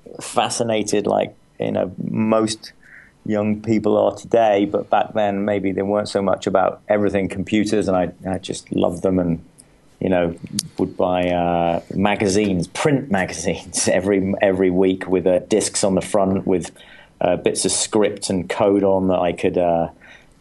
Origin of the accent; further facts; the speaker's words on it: England, United Kingdom; moved away as an adult; now in United States; I grew up in England